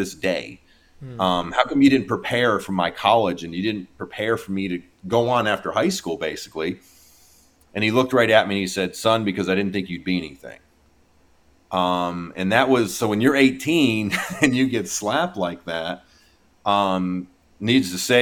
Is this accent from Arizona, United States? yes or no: no; Pennsylvania, United States; my growing up in Pennsylvania, lived in pretty much middle of nowhere, Pennsylvania